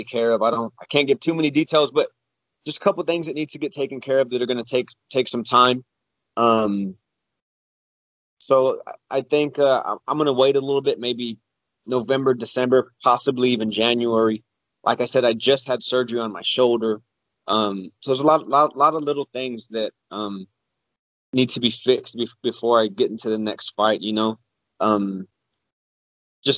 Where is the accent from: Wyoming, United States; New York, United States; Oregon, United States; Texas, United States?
Texas, United States; San Antonio; I would love to fight in front of my hometown